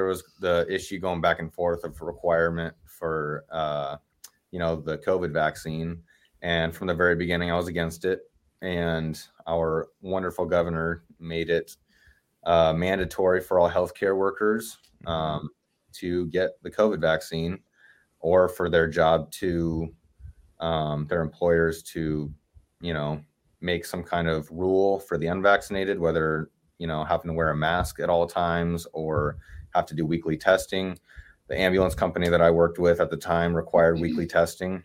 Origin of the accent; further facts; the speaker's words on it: Oregon, United States; moved away as an adult; now in Knoxville, United States; So originally I'm from Oregon, and I moved over to Knoxville, Tennessee last April